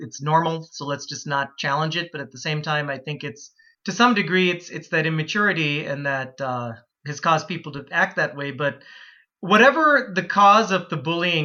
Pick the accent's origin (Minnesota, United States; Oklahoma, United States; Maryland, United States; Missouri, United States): Minnesota, United States; Plymouth; also born or lived in Calgary, Canada / Florida; town I grew up in, Plymouth, Minnesota, where I still live today